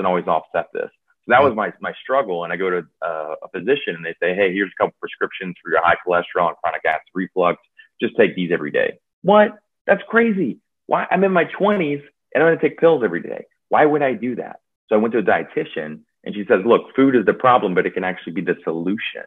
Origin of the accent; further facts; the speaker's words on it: Louisiana, United States; also born or lived in New Orleans, Louisiana; I'm from Louisiana and was in New Orleans for about 10 years